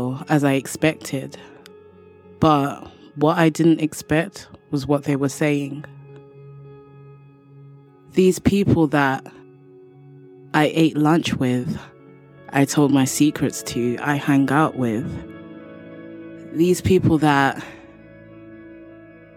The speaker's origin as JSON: {"language": "English", "region": "London", "country": "United Kingdom", "said": "from London, England."}